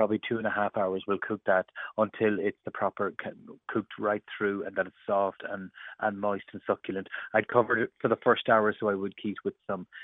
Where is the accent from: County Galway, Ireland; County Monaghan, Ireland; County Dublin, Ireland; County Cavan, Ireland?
County Cavan, Ireland; we're from Cavan